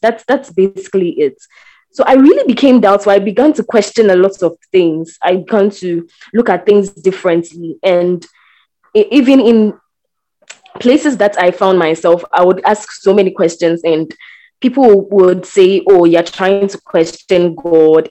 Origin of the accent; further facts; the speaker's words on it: Ghana; I am a Ghanaian.